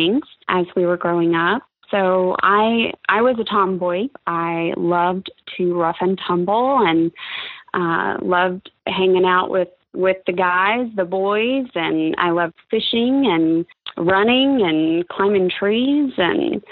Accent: Pensacola, Florida, United States; also born or lived in Connecticut; Originally, I'm from Connecticut. We moved here when I was about 6 years old. So in 1982, we moved to Pensacola. My dad was in the military, and I've been here ever since

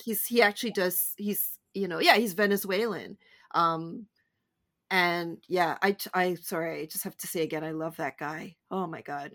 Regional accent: Canada; I'm so Canadian

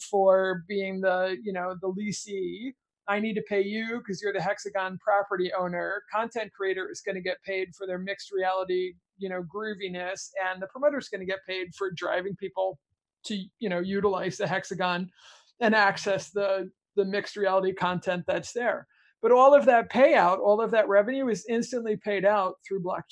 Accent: United States; I'm an American kid

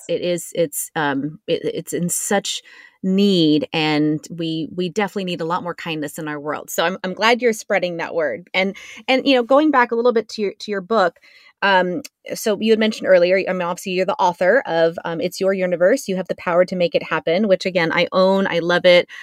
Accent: San Diego, California, United States; growing up in San Diego

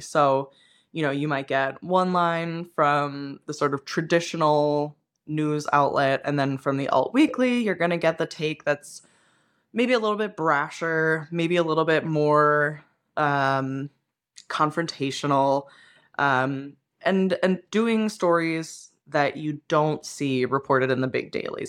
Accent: Pennsylvania, United States; moved away; I grew up in Pennsylvania, which means that we ate like pork roll

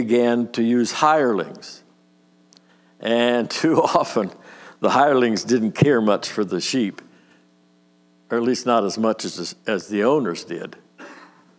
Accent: Nelsonville, United States; also born or lived in Warren, Pennsylvania; We moved to Nelsonville when I was 8.

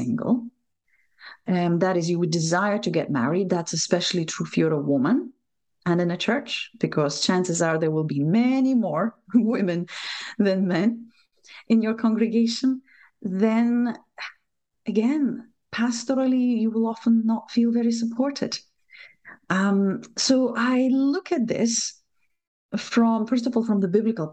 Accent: Lithuania; English is a second language; moved away as an adult; now in Scotland, United Kingdom; Probably from my accent, you will realize I'm not native, I'm not local, although Scotland has been an adopted home, great adopted home for me for the last 8 years or so. But I was born in Lithuania when it was still part of the Soviet Union.

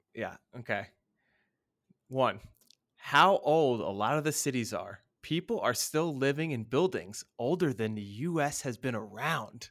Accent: United States; moved away; as an American

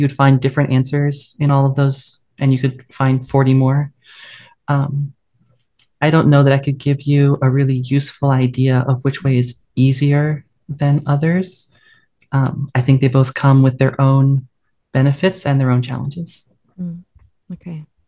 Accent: west coast of the US, United States; the best thing about my hometown is um, actually just outside it, uh, the redwood forests that we have on the west coast of the US

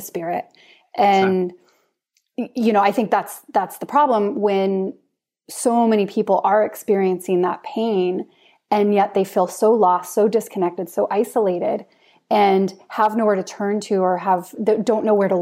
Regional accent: United States; moved away as an adult; now in Norway; I'm American

